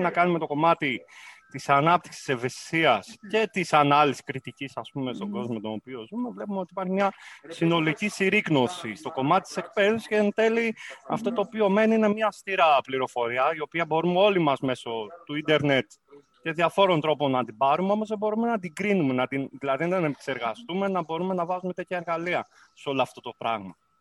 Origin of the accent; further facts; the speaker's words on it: Kavala, Eastern Macedonia and Thrace, Greece; moved away as an adult; also born or lived in Corfu; Εγώ γεννήθηκα στην Καβάλα, στην πόλη της Καβάλα